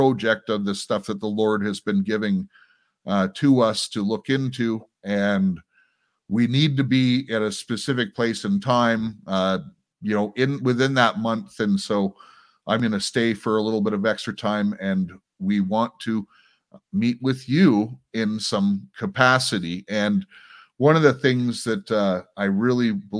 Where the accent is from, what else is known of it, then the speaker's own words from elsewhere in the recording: United States; now in Canada; I'm an American